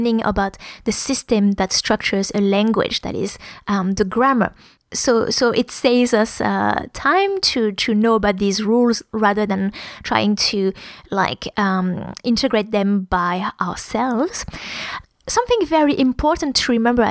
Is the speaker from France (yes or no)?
yes; France; accent: French; English is a second language; moved away; When I speak English with my French accent